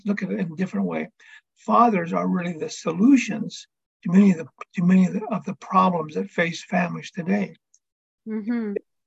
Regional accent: reservation in Northern Arizona, United States; I am half Hopi and half Navajo. Born and raised on the reservation here in Northern Arizona.

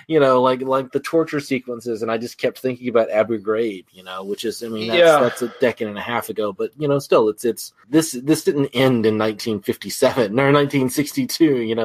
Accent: United States; I'm an American

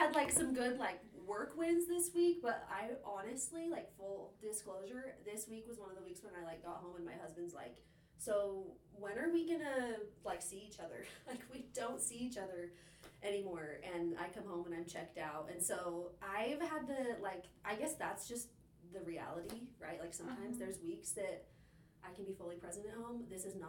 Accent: Cache Valley, Utah, United States; I am from Cache Valley, so this is home for me.

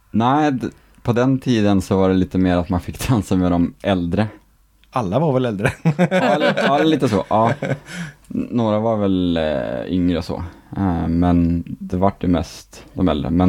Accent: Skellefteå, Västerbotten County, Sweden; moved away; Skellefteå. Ja. Eh, en bit utanför som heter Skromträsk.

